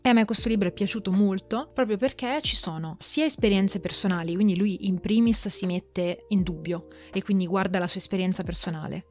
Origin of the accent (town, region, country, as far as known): Italy